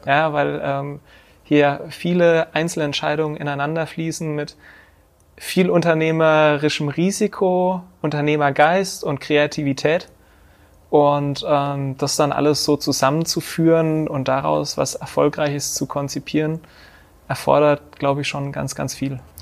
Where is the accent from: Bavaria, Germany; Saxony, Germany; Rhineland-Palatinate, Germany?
Bavaria, Germany; Bad Neustadt an der Saale; also born or lived in Hesse; ich komme aus Bad Neustadt an der Saale, bin hier auch geboren, bin hier zur Schule gegangen bis zur achten Klasse